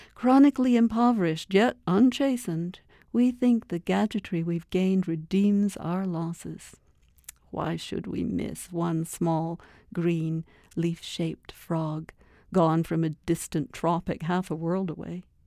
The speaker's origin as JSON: {"language": "English", "town": "Toronto", "region": "Ontario", "country": "Canada", "tie": "born or raised there", "also_born_or_lived": "Scotland", "moved": "as an adult", "lives_now": "Edmonton, Canada", "said": "I, I was a little girl in Scotland, uh, and then I grew up in Toronto, sort of Lake Ontario."}